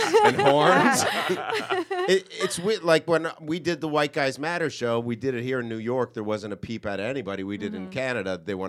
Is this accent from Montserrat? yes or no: yes; Montserrat; I'm with Celeste. Where I was raised in Montserrat, this is what I was taught.